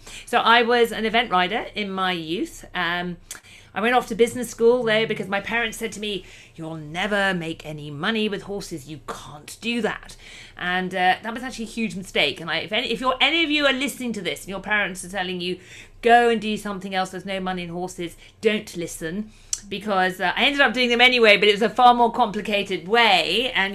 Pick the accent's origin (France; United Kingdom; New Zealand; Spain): United Kingdom; I'm from the United Kingdom. I live just about an hour and a half outside of London.